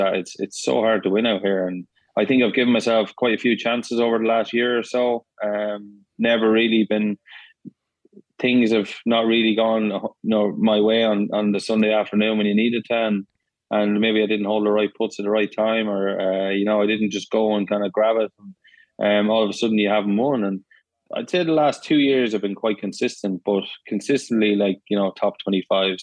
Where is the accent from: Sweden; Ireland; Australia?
Ireland; moved away as an adult; now in Florida, United States; I am Irish